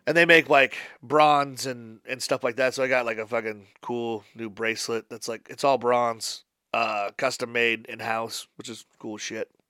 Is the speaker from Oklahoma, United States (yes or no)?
no; Papillion, Nebraska, United States; I'm from Papillion. I live ten minutes away